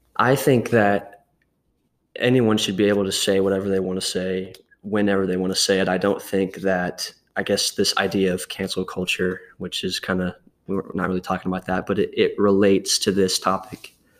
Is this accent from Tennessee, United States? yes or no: yes; Murfreesboro, Tennessee, United States; also born or lived in Louisiana; I was born here in Tennessee, in Murfreesboro, and when I was three years old, my parents and I moved to Louisiana um, for about six or seven years. And then we moved back here when I was nine or 10